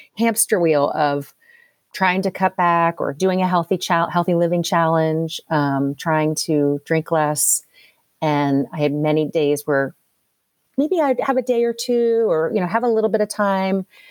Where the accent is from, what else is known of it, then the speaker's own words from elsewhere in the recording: Philadelphia, Pennsylvania, United States; also born or lived in Louisville, Kentucky; now in Kentucky, United States; I live outside Louisville, Kentucky. Did not grow up here. I grew up outside Philadelphia.